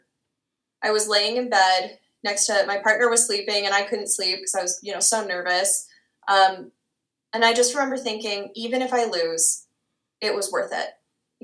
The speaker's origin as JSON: {"language": "English", "region": "Minnesota", "country": "United States", "tie": "born or raised there", "moved": "yes", "lives_now": "South Dakota, United States", "said": "I grew up in Minnesota. I was born and raised in Minnesota and my family still calls Minnesota home"}